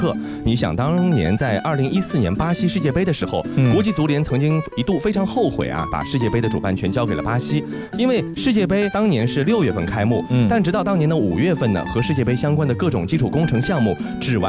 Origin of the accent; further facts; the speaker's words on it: China; 这个好像在我们中国人看来有点不可思议，对吧？